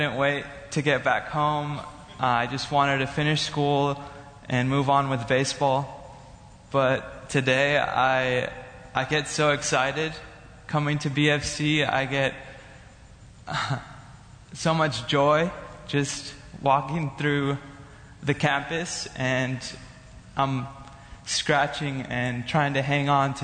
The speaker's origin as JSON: {"language": "English", "region": "California", "country": "United States", "moved": "as an adult", "lives_now": "Bethany, United States", "said": "I'm from California"}